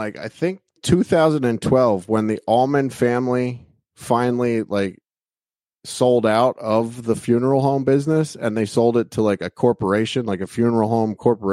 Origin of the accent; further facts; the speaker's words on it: Reading, Pennsylvania, United States; also born or lived in Hamburg, Pennsylvania; I grew up in Reading. I lived there for 40 years.